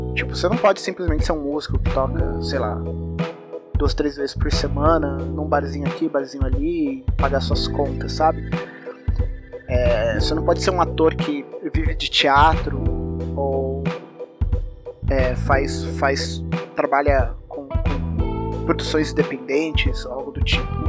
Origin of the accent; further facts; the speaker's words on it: São José dos Campos, São Paulo, Brazil; also born or lived in Rio de Janeiro; eu sou de São José dos Campos, interior de São Paulo, e aqui é uma cidade muito industrial